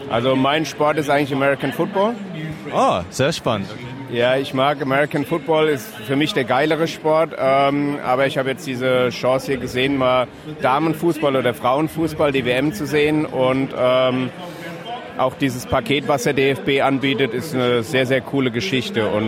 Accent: Kaiserslautern, Rhineland-Palatinate, Germany; Also ich bin auf dem Betzenberg groß geworden, so 300 Meter vom Stadion.

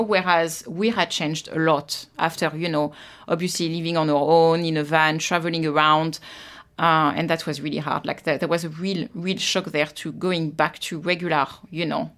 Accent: Versailles, Île-de-France, France; moved away as an adult; also born or lived in Paris, France; now in Australia; I was born in, uh, Paris, France. And I grew up in Versailles

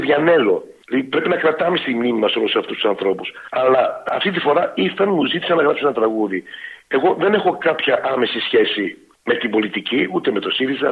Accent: Melbourne, Victoria, Australia; moved away as an adult; now in Greece; τη Μελβούρνη, γιατί εκεί μεγάλωσα και είμαι περήφανο που, που είμαι ε, από τη Μελβούρνη

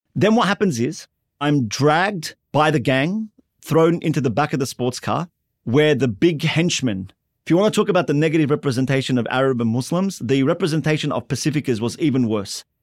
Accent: Sydney, New South Wales, Australia; also born or lived in Lakemba, Sydney; I was born in Sydney's Inner West to a first generation Lebanese migrant family

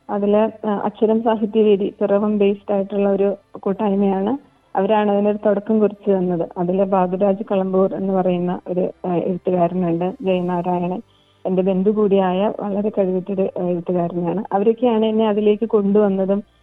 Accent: Malayali, Kerala, India; now in Townsville, Australia; നമ്മൾ മലയാളികൾ

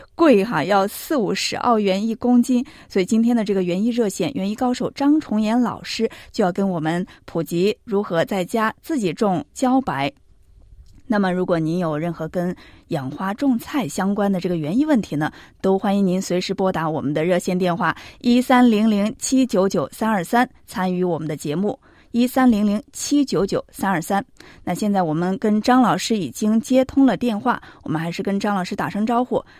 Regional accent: Sichuan, China; now in Australia; 因为我们在四川，它叫高笋

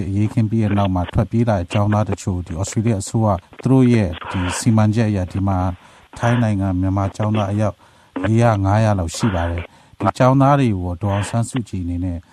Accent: Myanmar; moved away

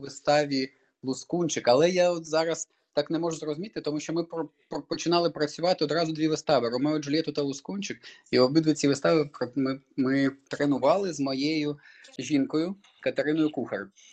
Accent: Crimea, Ukraine; moved away; я сам з Криму, як той казав, і можна сказати, двічі Росія забрала мій дім. Перший раз це Крим, де я народився

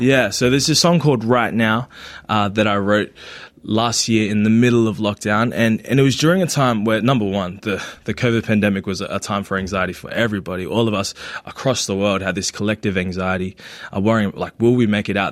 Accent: Australia; first language Tagalog; English is a second language; also born or lived in Philippines; I grew up here in Australia, but I was born in the Philippines and I came here in 2002

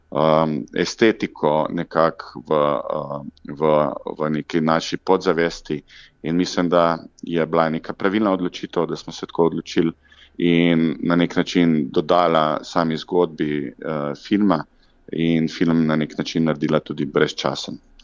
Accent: Zagorje ob Savi, Zasavska, Slovenia; mojega domačega kraja Zagorja ob Savi

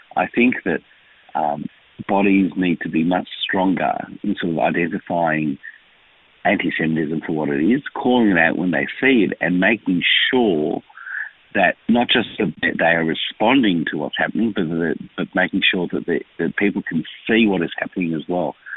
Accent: Melbourne, Victoria, Australia; also born or lived in Israel; I am from this community. I was born here in Melbourne. Um, I have an Israeli father and a and, and a mother who came here after the war. I went to school here

